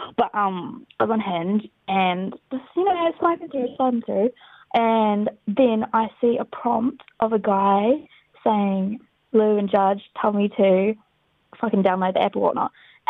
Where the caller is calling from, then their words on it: New Zealand; I'm calling from New Zealand